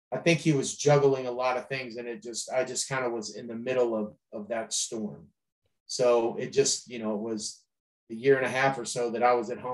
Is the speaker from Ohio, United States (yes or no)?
yes; Akron, Ohio, United States; But I was a kid from Akron, Ohio, who got a record deal in a hotel staying for 3 minutes.